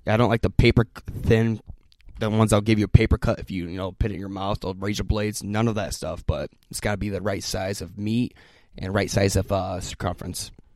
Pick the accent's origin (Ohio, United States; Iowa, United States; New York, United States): Iowa, United States; Laguna; I'm from Laguna